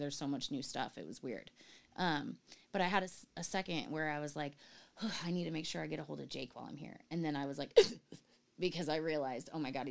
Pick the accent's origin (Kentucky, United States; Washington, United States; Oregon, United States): Oregon, United States; moved away as an adult; the beauty of my home state